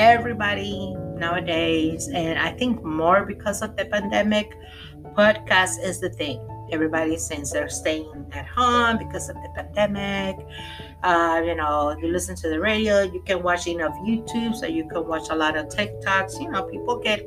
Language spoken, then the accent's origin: English; Puerto Rico; I'm from Puerto Rico. Sorry. Yo soy de Puerto Rico.